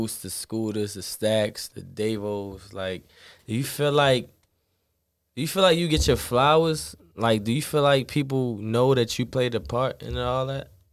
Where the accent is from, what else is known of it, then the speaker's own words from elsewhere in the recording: Baltimore, Maryland, United States; we right in the fucking middle